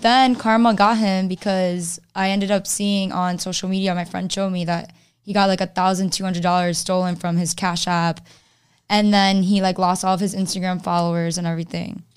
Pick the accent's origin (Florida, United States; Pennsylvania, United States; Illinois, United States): Florida, United States; Miami; now in Orlando, United States; I'm from Miami